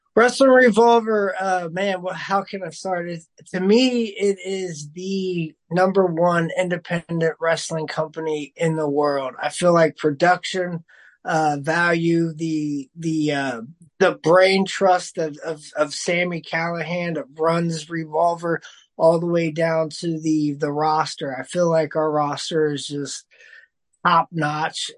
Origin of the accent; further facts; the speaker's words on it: Dayton, Ohio, United States; I still get to wrestle in my hometown of Dayton, Ohio